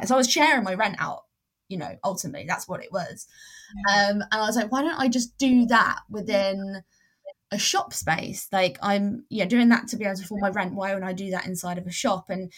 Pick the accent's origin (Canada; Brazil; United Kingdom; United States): United Kingdom; England; also born or lived in Spain; when I moved back to England, I realized there was nothing really like that, and it really lacked, but I went back to my hometown